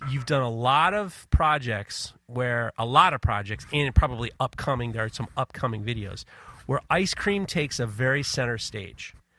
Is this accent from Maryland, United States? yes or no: no; New York City, New York, United States; also born or lived in Ohio; I grew up in Manhattan